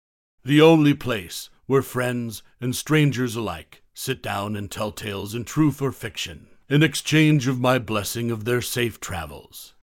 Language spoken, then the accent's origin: English; Maine, United States; We were moving to my home state of Maine to start a permanent life together.